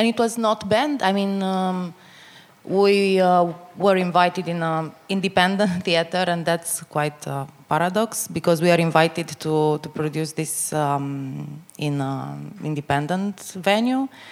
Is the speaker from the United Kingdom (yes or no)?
no; northeast Romania, Romania; moved away; in a very small um, uh, town in Romania, in the northeast. It's actually my hometown